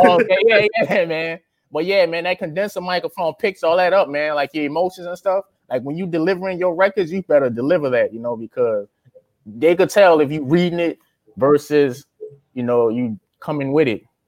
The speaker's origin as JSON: {"language": "English", "region": "Louisiana", "country": "United States", "also_born_or_lived": "Tustin, California", "moved": "as an adult", "lives_now": "California, United States", "said": "I'm from Louisiana"}